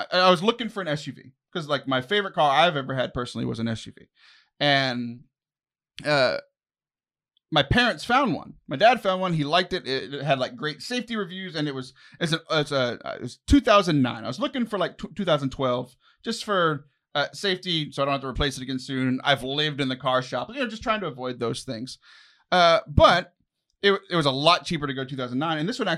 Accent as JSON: {"language": "English", "region": "Texas", "country": "United States", "tie": "born there", "said": "I'm not born knowing these things because I was born in Texas."}